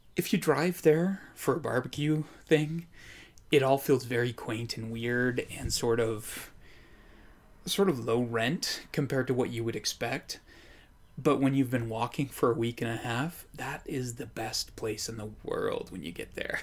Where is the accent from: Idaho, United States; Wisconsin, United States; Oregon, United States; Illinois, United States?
Idaho, United States; I grew up in Idaho.